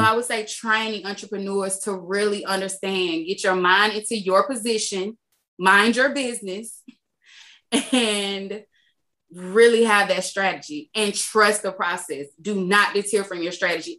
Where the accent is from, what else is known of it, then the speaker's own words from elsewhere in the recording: Macon, Georgia, United States; moved away; I'm from Macon, Georgia, and just being outside of Macon for so long